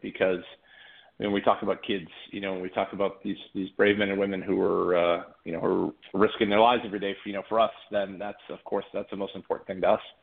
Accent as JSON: {"language": "English", "town": "Boston", "region": "Massachusetts", "country": "United States", "tie": "born or raised there", "moved": "as an adult", "lives_now": "Hermosa Beach, United States", "said": "born and raised in Boston, Massachusetts, originally, and and I moved out here to be a regional manager for IKEA kitchen installation"}